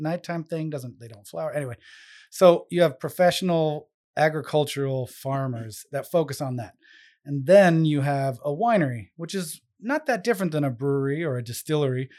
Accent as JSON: {"language": "English", "town": "San Francisco", "region": "California", "country": "United States", "tie": "born or raised there", "moved": "as an adult", "lives_now": "Rhode Island, United States", "said": "where I grew up in San Francisco with the whole Bay Area"}